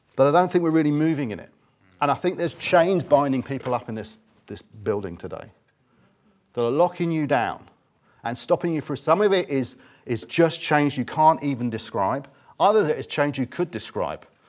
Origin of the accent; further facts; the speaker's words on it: England, United Kingdom; we're English